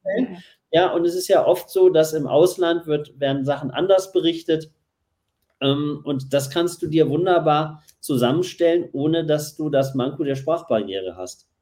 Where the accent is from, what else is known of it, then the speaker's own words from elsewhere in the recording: Essen, North Rhine-Westphalia, Germany; moved away; also born or lived in Berlin; gebürtig in Essen und dann äh, sehr lang in Berlin lebend